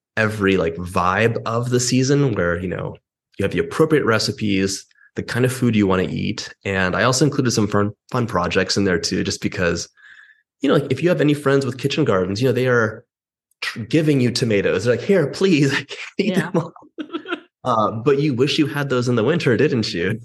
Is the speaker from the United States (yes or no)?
yes; Los Angeles, California, United States; I'm from Los Angeles